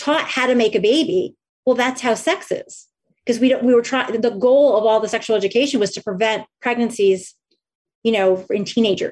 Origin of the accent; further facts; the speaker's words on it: New Jersey, United States; I grew up in New Jersey